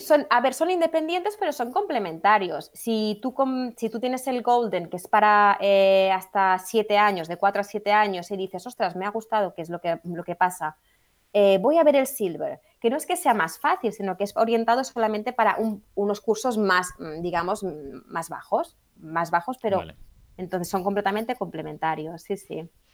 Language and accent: Spanish; Catalonia, Spain; moved away as an adult; also born or lived in England; now in United Kingdom; somos catalanas de nacimiento, y eh, porque digo, somos catalanas de nacimiento pero inglesas de corazón.